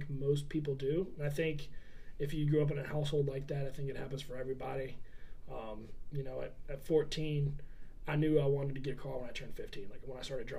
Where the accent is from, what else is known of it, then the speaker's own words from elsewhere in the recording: Beaufort, South Carolina, United States; I grew up in Beaufort